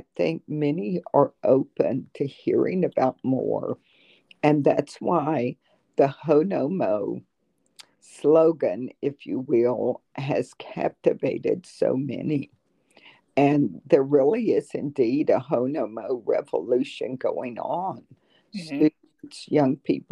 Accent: South Georgia, United States; moved away as an adult; also born or lived in North Florida; now in Terre Haute, United States; I'm originally from South Georgia and North Florida, and I attended the University of Florida

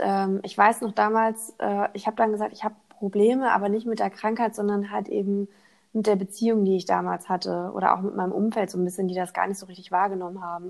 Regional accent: Hamburg, Germany; also born or lived in Thuringia; Also ich bin in Thüringen geboren, in ja. Hamburg aufgewachsen

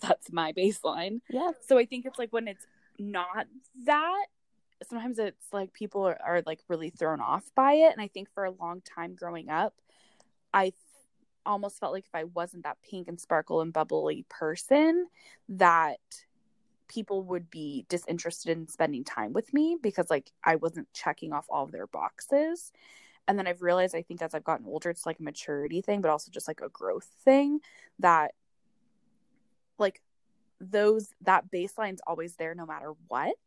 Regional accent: East Bay, Bay Area, California, United States; I grew up in California in the Bay Area, um, in the East Bay. Um, my whole life, my family's here

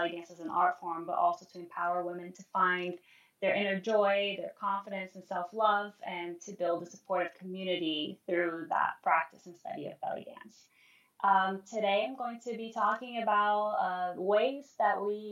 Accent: Brazil; moved away; I'm originally from Brazil

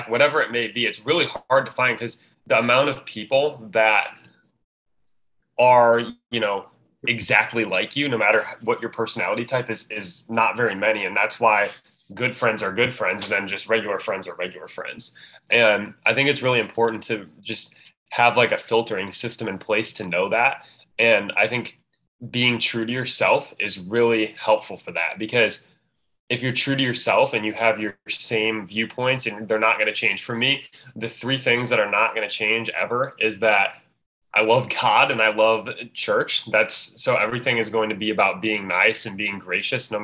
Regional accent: Illinois, United States; I'm from Illinois. I'm from a suburb.

